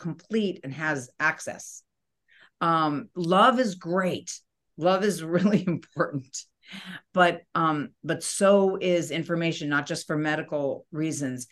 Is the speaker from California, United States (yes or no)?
no; New York, United States; I was born in New York